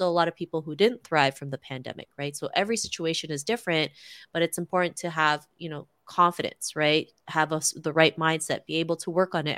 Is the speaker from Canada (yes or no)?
yes; Toronto, Ontario, Canada; growing up in Toronto, Canada